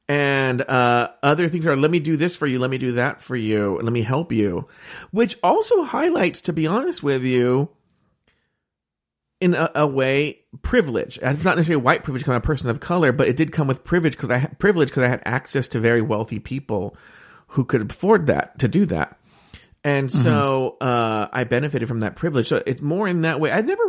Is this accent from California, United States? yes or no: yes; California, United States; I grew up in Orange County, California, which is very Republican.